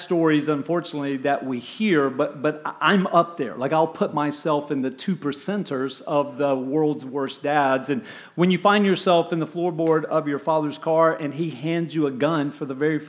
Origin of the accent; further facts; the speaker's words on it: Kingsport, Tennessee, United States; also born or lived in Anniston, Alabama; now in Tampa, United States; we moved from the Anniston, Oxford, Alabama area all the way to a little place called Kingsport, Tennessee, up in Upper East Tennessee, just east of Knoxville